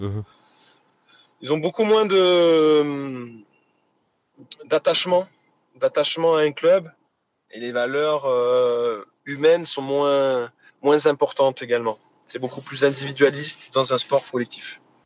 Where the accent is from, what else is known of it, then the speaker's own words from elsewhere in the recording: Hyères, Provence-Alpes-Côte d'Azur, France; also born or lived in Saint-Étienne; Je suis dans ma ville natale. Ma famille, euh, mes amis dans le sud